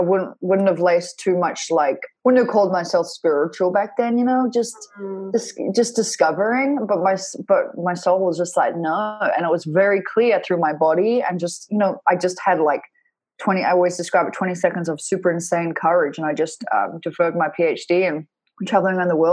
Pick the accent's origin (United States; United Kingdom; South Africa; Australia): Australia; Perth, Western Australia; moved away; I grew up in Perth, Western Australia.